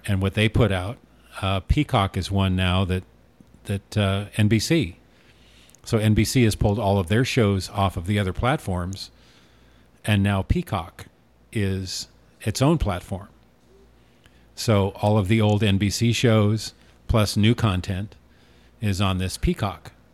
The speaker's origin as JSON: {"language": "English", "town": "Newport", "region": "Oregon", "country": "United States", "tie": "born or raised there", "moved": "yes", "lives_now": "Arizona, United States", "said": "I grew up in Newport, Oregon"}